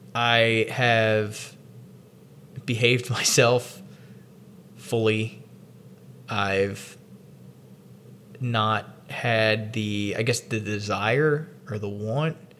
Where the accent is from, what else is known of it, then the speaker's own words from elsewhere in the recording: the South, United States; in almost 30 years of growing up in the South